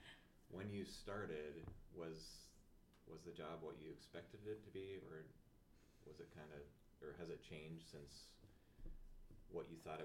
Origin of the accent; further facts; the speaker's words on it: Ohio, United States; I'm from Ohio